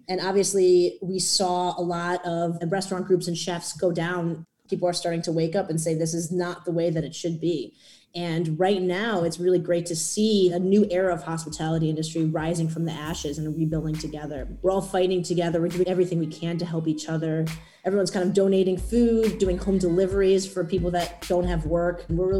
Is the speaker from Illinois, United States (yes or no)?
yes; Chicago, Illinois, United States; also born or lived in Washington, D.C.; I grew up in Lincoln Park. That was beautiful. It was just like tons of parks. I grew up really close to the beach. I went to public school.